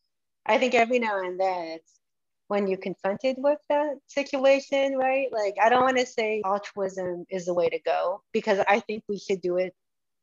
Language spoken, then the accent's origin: English; Massachusetts, United States; I grew up in Massachusetts